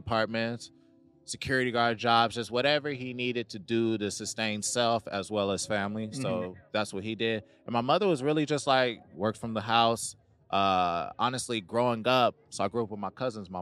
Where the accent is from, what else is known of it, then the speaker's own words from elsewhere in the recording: Los Angeles, California, United States; growing up in South Central, I was around a lot of Hispanic culture growing up. So LA in general